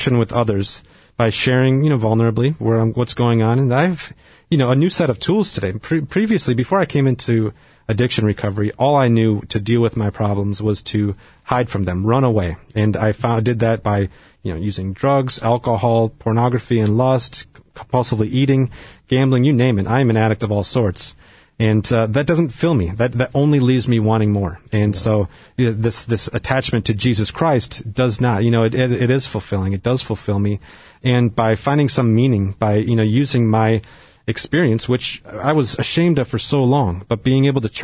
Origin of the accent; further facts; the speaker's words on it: Wisconsin, United States; I grew up in Wisconsin, in a pretty rural part of Wisconsin, and grew up Catholic